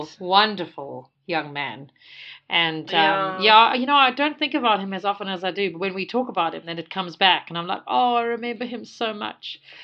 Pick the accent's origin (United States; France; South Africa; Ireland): South Africa; also born or lived in United Kingdom; So everybody here in South Africa teases me, and they ask me, like, where are you from? And I'm like, from South Africa.